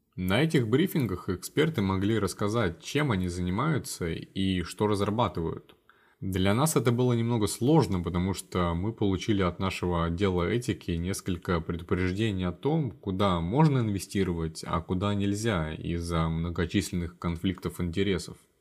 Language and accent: Russian; Columbus, Ohio, United States; moved away as an adult; also born or lived in Wisconsin / North Carolina; now in Washington, D.C., United States; я из города Колумбус, а, штата Гая